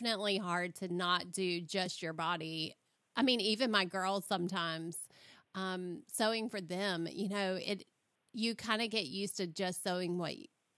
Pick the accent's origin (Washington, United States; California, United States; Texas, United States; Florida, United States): Florida, United States; I come from Florida, so our heat is so different